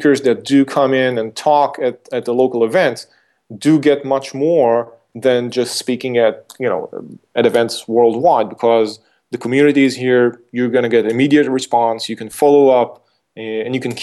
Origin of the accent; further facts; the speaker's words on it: Israel; my hometown, was Israel